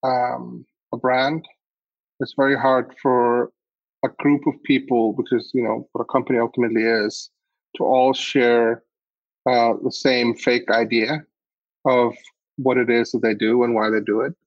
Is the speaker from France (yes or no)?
no; Iceland; I grew up in Iceland